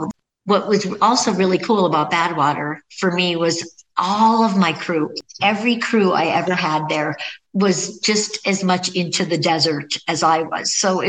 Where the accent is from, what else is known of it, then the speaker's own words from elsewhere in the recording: Upper Peninsula, Michigan, United States; moved away; I'm from the Upper Peninsula.